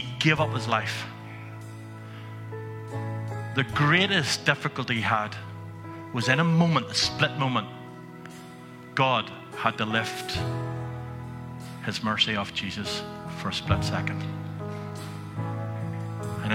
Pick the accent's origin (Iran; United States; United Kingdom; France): United Kingdom; Antrim, Northern Ireland; growing up in Antrim, where you have a history, and now you're a minister in the town